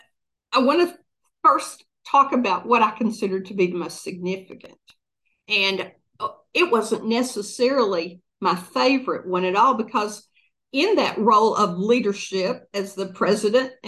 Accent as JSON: {"language": "English", "town": "Dayton", "country": "United States", "tie": "born or raised there", "moved": "as an adult", "said": "move to Dayton, which was my hometown, and that's where my family was"}